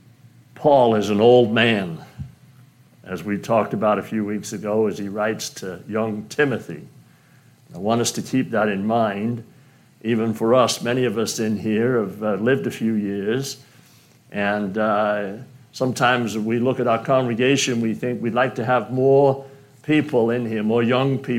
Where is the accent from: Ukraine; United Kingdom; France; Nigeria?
United Kingdom; now in United States; being British